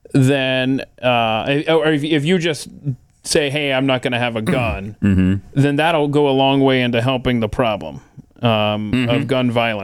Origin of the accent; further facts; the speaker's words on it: Kennesaw, Georgia, United States; I grew up near Kennesaw, Georgia, a suburb of Atlanta.